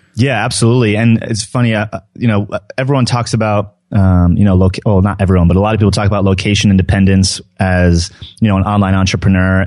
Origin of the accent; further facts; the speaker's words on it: New Jersey, United States; now in Denver, United States; I grew up in New Jersey